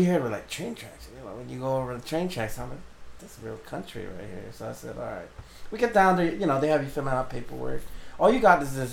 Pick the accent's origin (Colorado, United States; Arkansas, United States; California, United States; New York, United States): California, United States; also born or lived in Guam; growing up in California